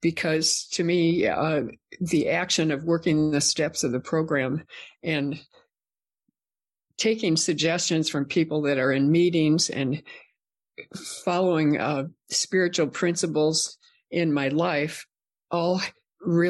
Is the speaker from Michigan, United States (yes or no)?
no; Minnesota, United States; I grew up in Minnesota